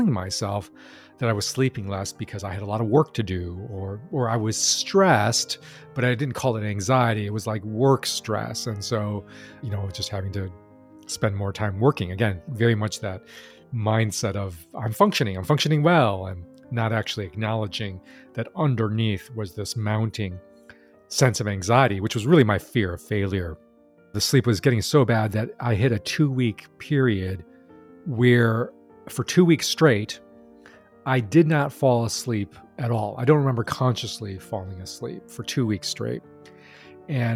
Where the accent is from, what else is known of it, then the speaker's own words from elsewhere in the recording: United States; I grew up in Chinese American